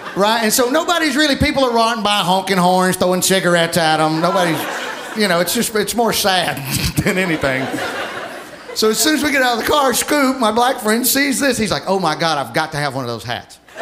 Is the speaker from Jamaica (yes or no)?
no; Alabama, United States; moved away